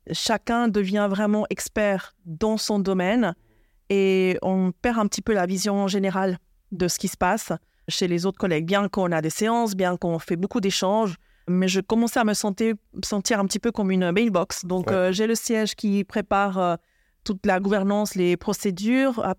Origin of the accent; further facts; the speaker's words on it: Buenos Aires, Argentina; born there; Suisse-Argentine. Je suis née à Buenos Aires.